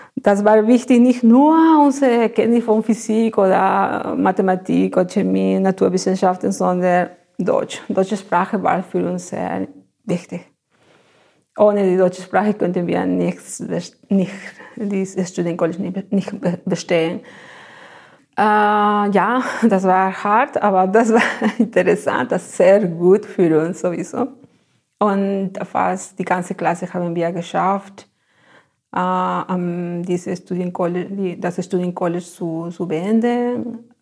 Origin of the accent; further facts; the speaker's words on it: Ayacucho, Peru; German is a second language; moved away as an adult; also born or lived in Lima, Peru; now in Germany; ich komme aus Ayacucho. Ne? Das ist eine Stadt äh, von den Anden